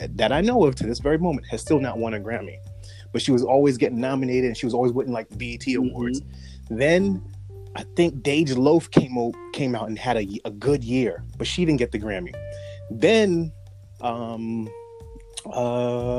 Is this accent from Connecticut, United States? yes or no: no; New York City, New York, United States; I'm from Brooklyn